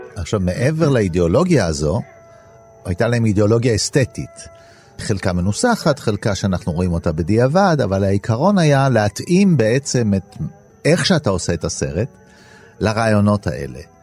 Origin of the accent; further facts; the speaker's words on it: Israel; אני נולדתי בארץ, אבל כן, אני בן למהגרים מאיטליה